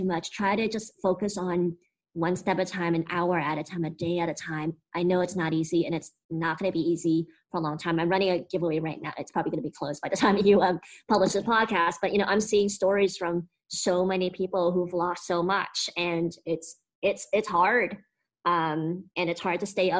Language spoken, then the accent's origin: English; United States; speaking as an American